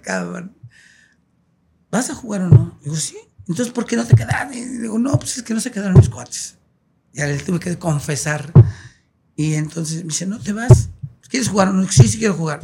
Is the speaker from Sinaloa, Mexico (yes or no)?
no; Mexico City, Mexico; also born or lived in Ciudad Altamirano, Guerrero; crecimos en la Ciudad de México, pero todos los, años pasábamos un mes en Ciudad de Altamirano.